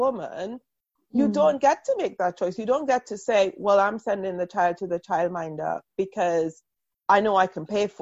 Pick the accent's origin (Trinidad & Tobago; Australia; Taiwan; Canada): Trinidad & Tobago; moved away as an adult; now in United Kingdom; I grew up in Trinidad